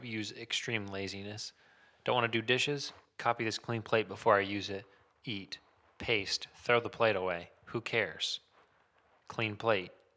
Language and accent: English; Muncie, Indiana, United States; born or raised there